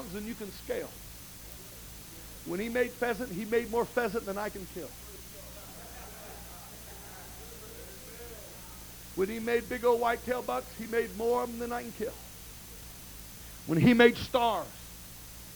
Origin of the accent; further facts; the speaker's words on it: United States; I am a very proud American.